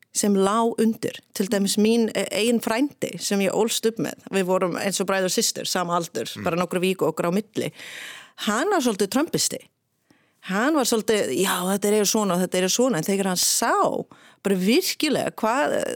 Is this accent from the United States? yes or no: yes; Michigan, United States; Icelandic is a second language; moved away as an adult; now in Iceland; ég er frá Michigan